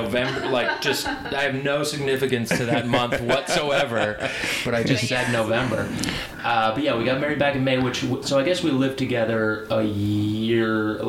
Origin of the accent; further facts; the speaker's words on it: Maine, United States; moved away; But I also came from Maine too